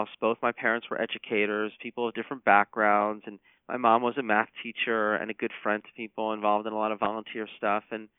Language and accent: English; Atlanta, Georgia, United States; Atlanta, which is my hometown.